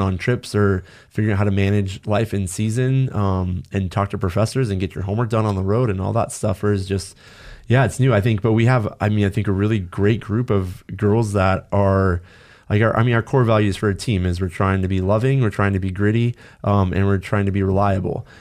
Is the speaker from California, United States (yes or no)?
yes; Los Angeles, California, United States; growing up in Los Angeles